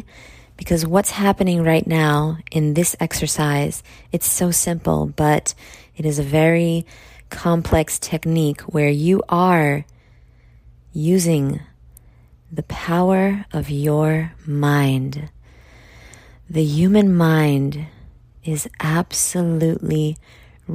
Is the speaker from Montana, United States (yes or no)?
no; New York, United States; I'm from New York